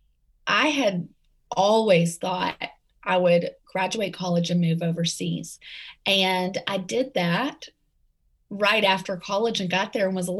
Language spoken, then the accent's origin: English; right outside of Nashville, Tennessee, United States; accent: Southern; Tennessee; moved away; I am from right outside of Nashville, and we just actually moved back here. So I can't ditch the Tennessee accent